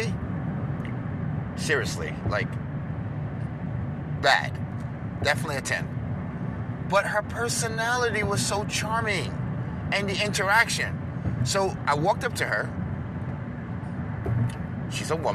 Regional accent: New York, United States; I'm from New York

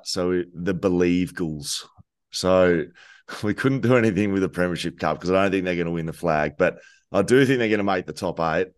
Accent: Geelong, Victoria, Australia; moved away; also born or lived in Torquay; I grew up in Geelong

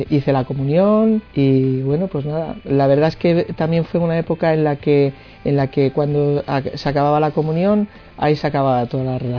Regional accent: Madrid, Community of Madrid, Spain; De Madrid vengo.

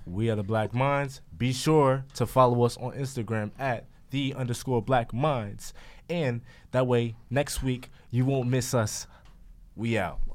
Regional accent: United States; born or raised there

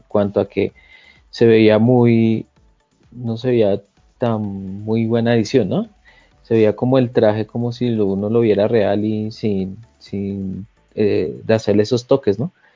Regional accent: Bogotá, Colombia; soy de Colombia, de Bogotá.

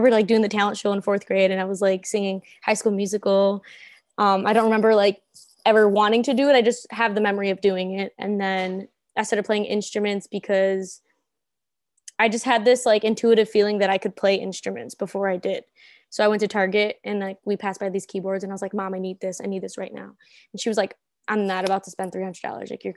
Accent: Cicero, Illinois, United States; I'm from this, I would say the suburbs, but it's like borderline Chicago. So the Cicero Berwyn area.

